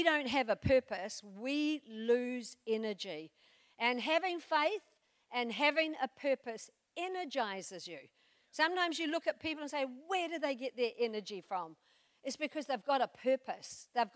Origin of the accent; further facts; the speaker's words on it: New Zealand; I come from New Zealand